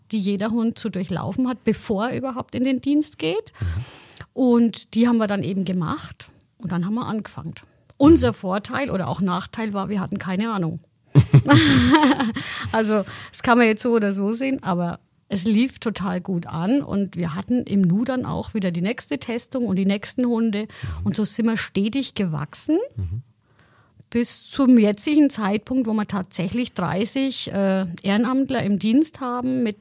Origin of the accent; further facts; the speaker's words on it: Heroldsbach, Bavaria, Germany; Genau, ich bin ja aus Haroldsbach und ich bin auch aktiv im Heimat- und Trachtenverein